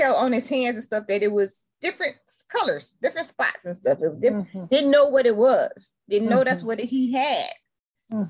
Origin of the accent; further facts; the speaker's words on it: Detroit, Michigan, United States; I'm from Detroit, Michigan